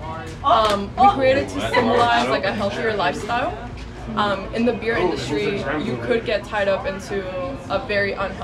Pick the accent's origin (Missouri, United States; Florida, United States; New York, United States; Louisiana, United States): Florida, United States; Miami; moved away as an adult; now in Orlando, United States; I got this opportunity to represent my hometown in my new current town where I live.